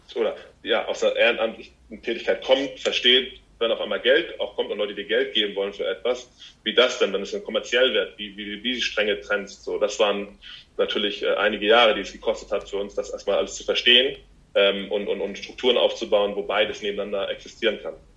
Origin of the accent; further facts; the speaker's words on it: Hamburg, Germany; ich mache das hier zu Hause, wo ich herkomme